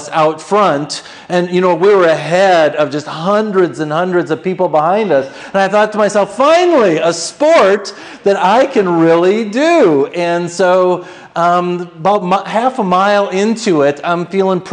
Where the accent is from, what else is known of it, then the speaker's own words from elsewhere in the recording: Minnesota, United States; I grew up in Minnesota